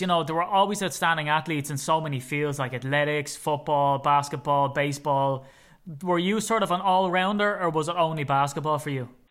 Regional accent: Ireland; as an Irishman, sometimes I get asked by Americans, "Can you slow down, please? I can't understand what you're saying."

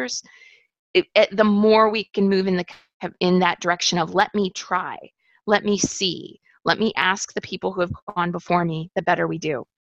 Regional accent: United States; growing up in the United States and experiencing extreme poverty

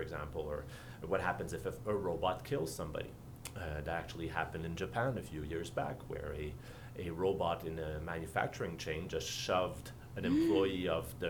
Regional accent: Quebec, Canada; As you can tell from my accent, I am actually from Canada, from Quebec

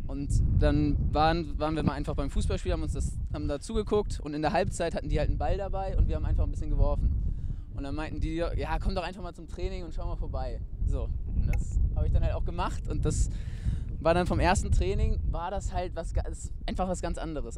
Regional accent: Wedel, Schleswig-Holstein, Germany; moved away as an adult; now in Hamburg, Germany; komme ich halt aus Wedel

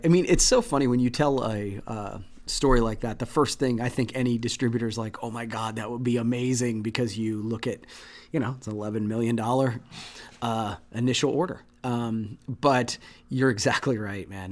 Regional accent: Midwest, United States; growing up in the Midwest

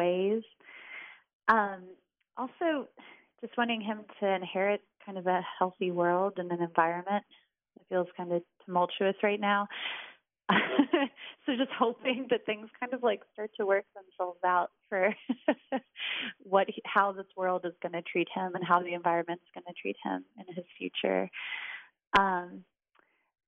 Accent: Richmond, Virginia, United States; moved away as an adult; now in Whitesburg, United States; I'm from Richmond, Virginia

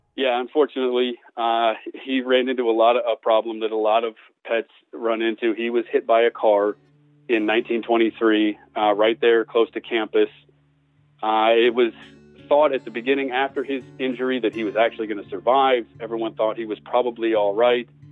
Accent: Des Moines, Iowa, United States; now in Brenham, United States; I'm from Des Moines, Iowa originally. I live in Brenham, Texas now.

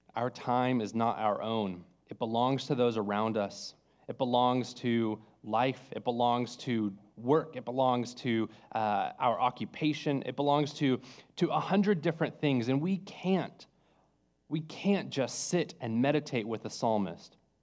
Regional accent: California, United States; moved away; I'm from California

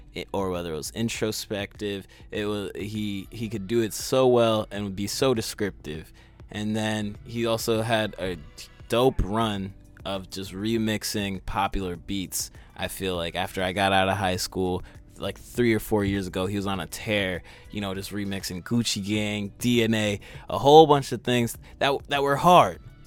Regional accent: Massachusetts, United States; I'm from Massachusetts

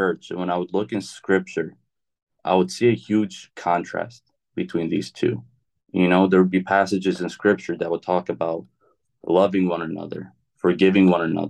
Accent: Carolina, United States; also born or lived in Chicago; I was born in Chicago. I moved to Carolina, I think, when I was like 6. I don't really remember too much of my childhood in Chicago.

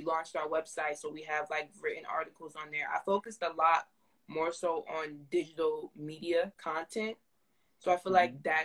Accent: New Jersey, United States; right now, I'm in Jersey. I'm from Jersey. I live here

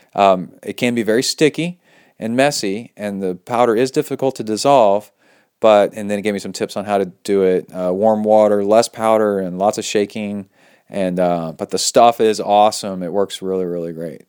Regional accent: Texas, United States; accent: Texas; my Texas accent

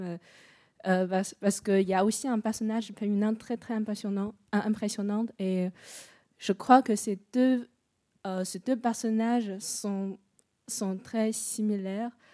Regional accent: China; moved away; je suis chinoise.

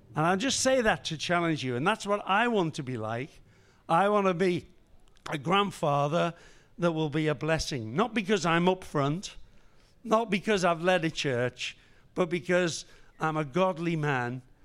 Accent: Liverpool, North West England, United Kingdom; I was born and raised in Liverpool

